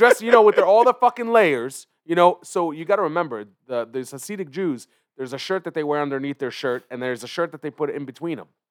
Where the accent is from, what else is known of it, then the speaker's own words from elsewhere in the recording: Philadelphia, Pennsylvania, United States; also born or lived in Israel; grew up in Philly